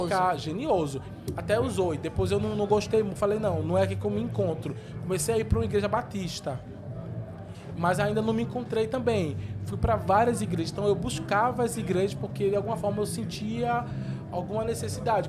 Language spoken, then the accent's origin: Portuguese; Jaboatão dos Guararapes, Pernambuco, Brazil; moved away as an adult; also born or lived in São Paulo / Rio de Janeiro; Nasci em Jaboatão dos Guararapes, 14 de julho de 91. E cresci lá em Jabotão também